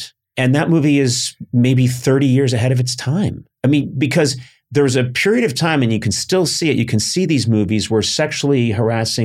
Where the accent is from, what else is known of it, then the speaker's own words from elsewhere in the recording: Boston, Massachusetts, United States; moved away as an adult; now in Los Angeles, United States; I grew up in Boston and my parents are very educated people